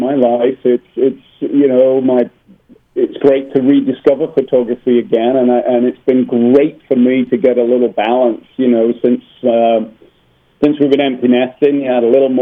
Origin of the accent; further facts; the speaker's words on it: Birmingham, West Midlands, United Kingdom; also born or lived in near Baltimore; now in Baltimore area, United States; I grew up in Birmingham in England, which was the sort of center of the last real industrial revolution.